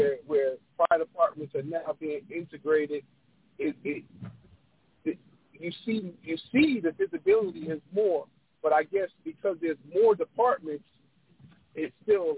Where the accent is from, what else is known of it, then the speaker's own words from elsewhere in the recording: New York City, New York, United States; now in Atlanta, United States; growing up in New York